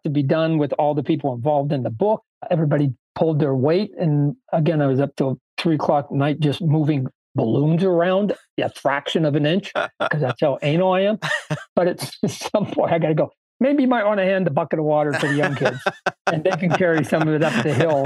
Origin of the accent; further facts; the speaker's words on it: Canada; I was born in Canada